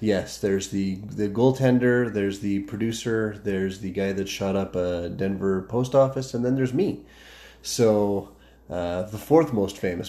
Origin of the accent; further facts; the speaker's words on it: Calgary, Alberta, Canada; also born or lived in Fort McMurray; born and raised in Calgary